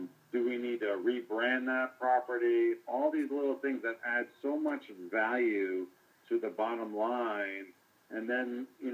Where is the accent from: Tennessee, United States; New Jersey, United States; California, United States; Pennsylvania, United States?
New Jersey, United States; also born or lived in Queens, New York; now in Los Angeles, United States; I grew up in New Jersey, so I moved out to L.A. 22 years ago